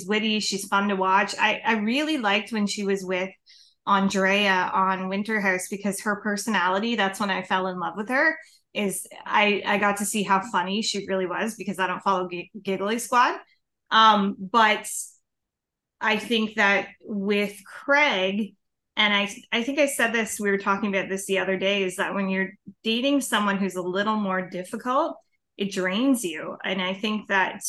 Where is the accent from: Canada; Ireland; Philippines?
Canada; accent: Canadian; Had our accent